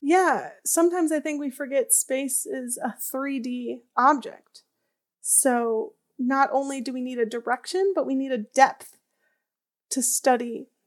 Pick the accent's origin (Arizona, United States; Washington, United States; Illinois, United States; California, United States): Illinois, United States; outside of Chicago; I grew up outside of Chicago in the Midwest